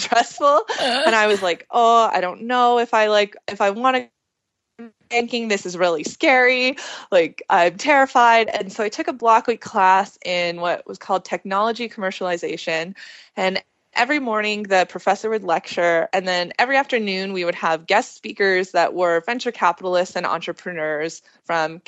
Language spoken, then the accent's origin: English; Alberta, Canada; I'm from Alberta